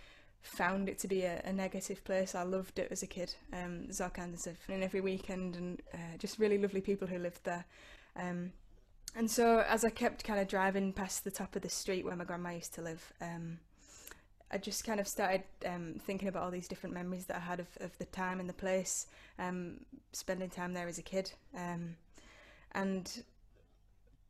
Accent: East Coast, near Hull, Yorkshire and the Humber, United Kingdom; I grew up on the East Coast, and Hull was the nearest city to where I lived.

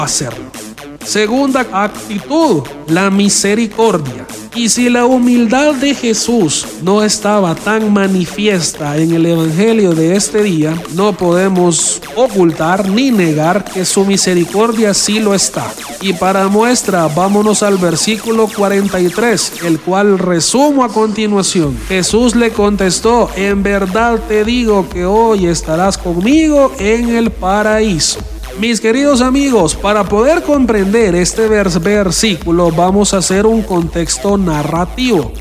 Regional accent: El Salvador; como decimos acá en El Salvador

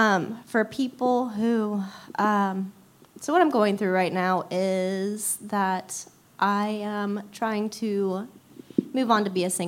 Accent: Cincinnati, Ohio, United States; I am from Cincinnati.

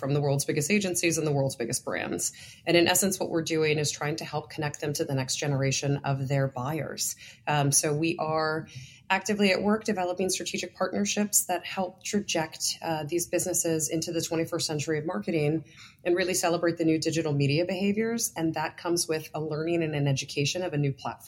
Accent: New York, United States; I'm also a New Yorker

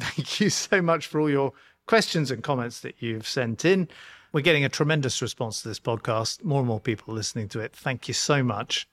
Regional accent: London, United Kingdom; I grew up in Mo-, Notting Hill

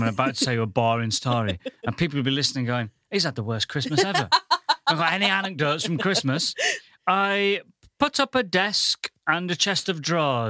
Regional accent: Goole, Yorkshire and the Humber, United Kingdom; now in London, United Kingdom; I come from the northern town of Goole.

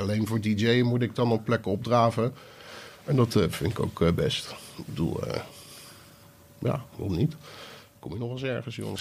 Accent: Rotterdam, South Holland, Netherlands; Ik kwam uit Rotterdam.

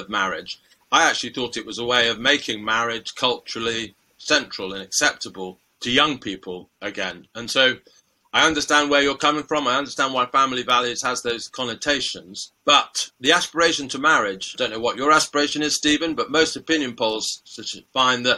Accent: United Kingdom; I won the lottery in life by being born British

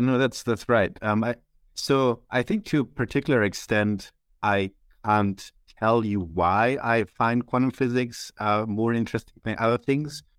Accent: Germany; moved away as an adult; now in Switzerland; I'm from Germany. Um, as you might not, might not hear from my accent, um, but I've recently moved to Switzerland to, to do my P H D

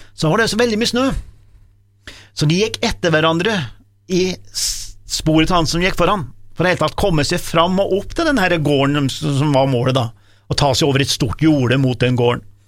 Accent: Dombås, Innlandet, Norway; jeg kommer fra Domås

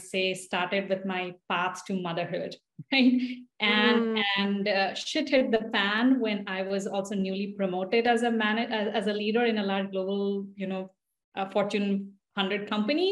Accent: India; English is a second language; now in United States; me growing up in India

